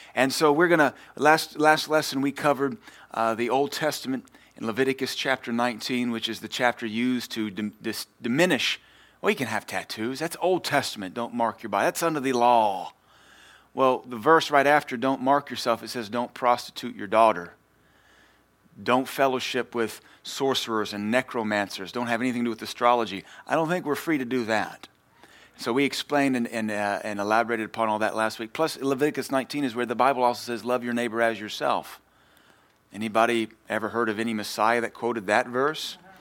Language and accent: English; Louisiana, United States; I'm from Louisiana.